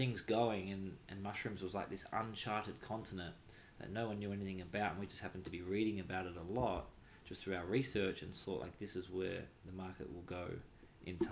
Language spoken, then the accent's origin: English; Australia; being Australian